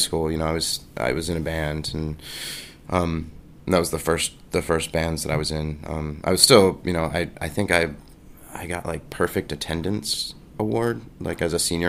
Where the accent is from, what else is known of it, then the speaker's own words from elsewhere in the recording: Baltimore, Maryland, United States; now in New York City, United States; I grew up in the suburbs of Baltimore